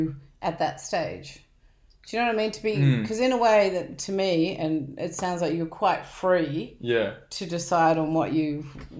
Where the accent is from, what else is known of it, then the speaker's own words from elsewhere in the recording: Dubbo, New South Wales, Australia; also born or lived in Sydney; When I was younger, like I grew up in Dubbo when I was younger. Mm. And when I moved to Sydney, we moved when I was about 12 or something.